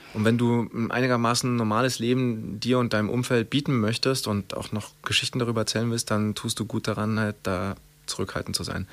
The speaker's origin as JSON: {"language": "German", "country": "Germany", "said": "wir als Deutsche"}